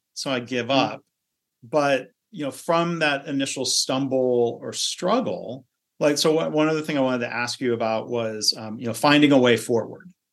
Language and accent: English; Michigan, United States; I grew up in Michigan